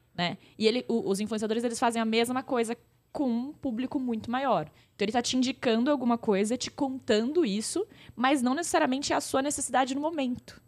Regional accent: Pirajuí, São Paulo, Brazil; eu sou de uma cidade do interior de São Paulo, bem pequena

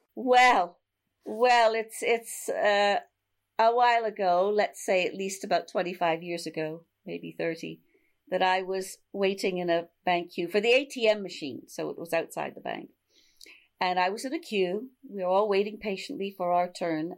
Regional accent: Canada; moved away as an adult; now in London, United Kingdom; I'm a Canadian. I've lived in London 50 years. I came to hang out in Europe

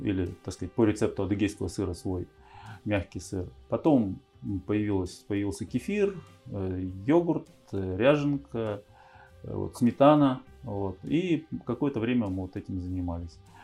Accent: Urzhum District, Kirov Oblast, Russia; also born or lived in Moscow, Russia; мы переехали в деревню. Сначала это был Уржумский район

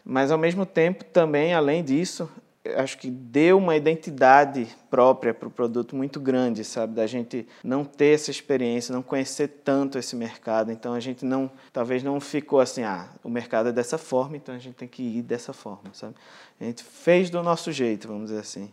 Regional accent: Angra dos Reis, Rio de Janeiro, Brazil; Nasci em Angra dos Reis

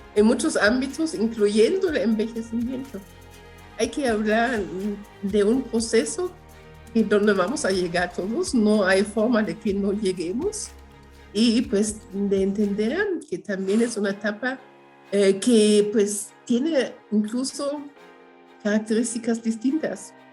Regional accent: Germany; Spanish is a second language; moved away as an adult; also born or lived in Guatemala / Chiapas, Mexico; now in Mexico City, Mexico; de Alemania porque de allí soy, nací en Alemania. Llevo más, bueno, este año voy a cumplir 42 años aquí de este lado

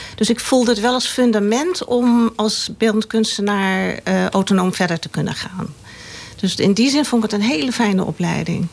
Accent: Laren, North Holland, Netherlands; Hier in Laren, op de Tafelbergweg

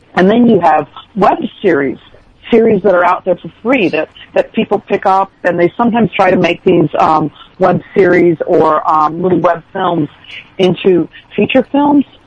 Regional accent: outside of Chicago, Illinois, United States; I grew up outside of Chicago

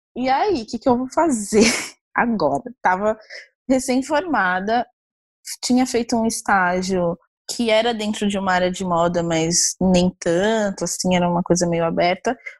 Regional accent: Osasco, São Paulo, Brazil; Eu sou nascida, eu nasci no centro de São Paulo, mas eu morei em Osasco, fui criada em Osasco, na Grande São Paulo

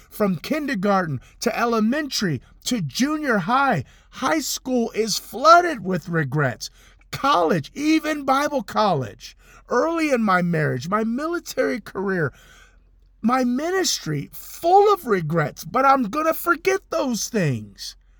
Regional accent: Compton, California, United States; In my living room where I grew up in Compton, California

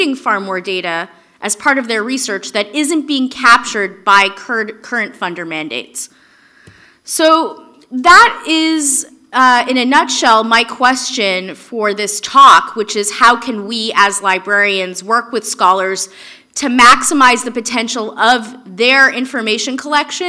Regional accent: Canada; I'm Canadian

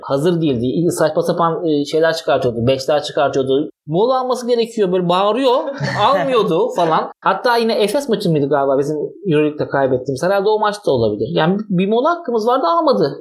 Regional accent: Istanbul, Turkey; moved away as an adult; also born or lived in Ankara; İstanbul'da büyüdüm, Ankara'da okudum.

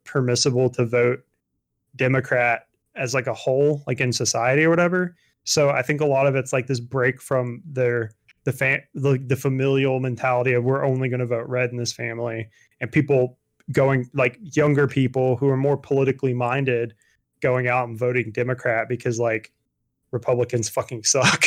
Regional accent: Georgia, United States; growing up in Georgia all my life

